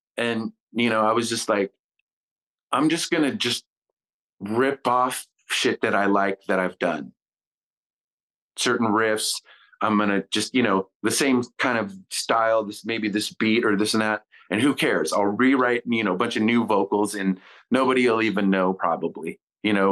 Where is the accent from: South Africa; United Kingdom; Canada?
Canada; Kitimat, British Columbia; my childhood in Kitimat